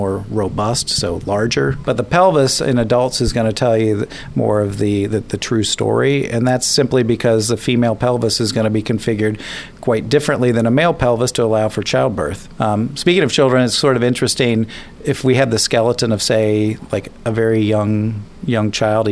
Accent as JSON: {"language": "English", "region": "Kansas", "country": "United States", "tie": "born or raised there", "said": "growing up in Kansas, and as a kid, I would spend the summers in the funeral home"}